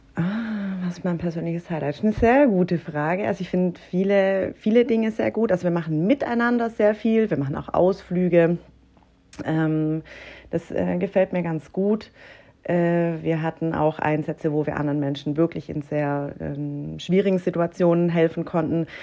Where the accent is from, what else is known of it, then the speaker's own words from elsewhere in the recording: Herrenberg, Baden-Württemberg, Germany; also born or lived in Kuppingen; Komme von OB singen und bin ähm, Vollblut